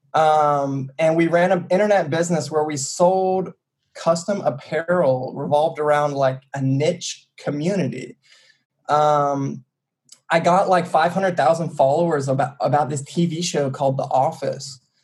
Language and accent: English; Chattanooga, Tennessee, United States; moved away as an adult; now in Bay Area, United States; I'm from small town USA. I'm from Chattanooga, Tennessee. Uh, I'm from the sticks. Like I grew up on the street.